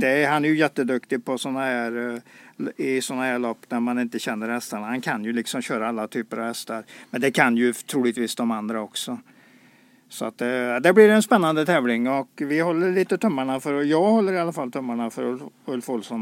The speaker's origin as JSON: {"language": "Swedish", "country": "Sweden", "said": "vi inte lyckats som svenskar"}